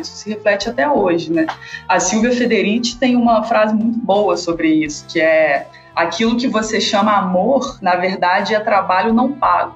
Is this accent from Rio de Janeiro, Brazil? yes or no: yes; Volta Redonda, Rio de Janeiro, Brazil; Eu sou natural de Volta Redonda